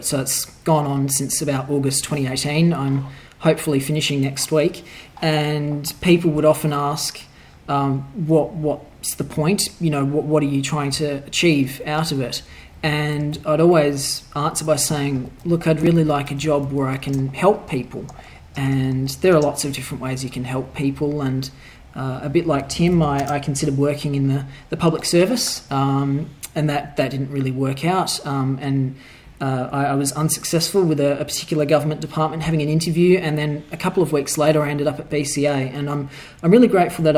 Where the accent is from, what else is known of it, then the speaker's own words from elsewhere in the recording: Perth, Western Australia, Australia; I was born and raised in Perth, Western Australia